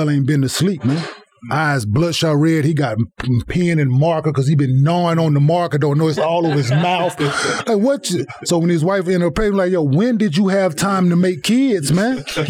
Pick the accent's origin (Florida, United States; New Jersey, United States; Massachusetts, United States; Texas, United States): Texas, United States; Dallas; also born or lived in Saginaw, Michigan; I was born in Saginaw, Michigan. I was raised in Dallas, but I was born in Saginaw, Michigan.